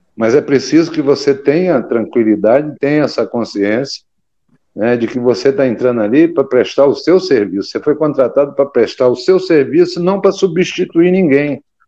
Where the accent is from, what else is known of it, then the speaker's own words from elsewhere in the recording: interior of Minas Gerais, Brazil; moved away; also born or lived in Rio de Janeiro; eu sou do interior de Minas. E o uhum. mineiro interiorano, ele tem o apelido de caipira. E eu cheguei no Vasco da Gama, vindo do interior de Minas